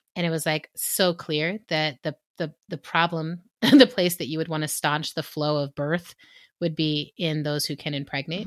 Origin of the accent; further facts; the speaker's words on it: Texas, United States; All of us are from Texas.